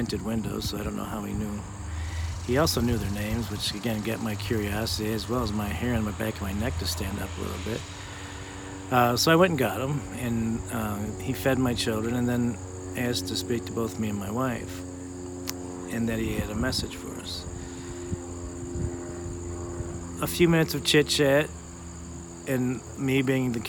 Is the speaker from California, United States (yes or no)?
no; Benton Harbor, Michigan, United States; also born or lived in South Haven, Michigan / Bridgman, Michigan; born and raised in Benton Harbor, short stint in South Haven, and graduated from high school and grade school from Bridgman